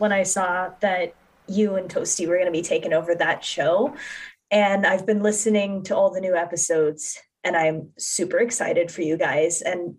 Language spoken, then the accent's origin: English; Ocala, Florida, United States; here in my hometown of Ocala, Florida.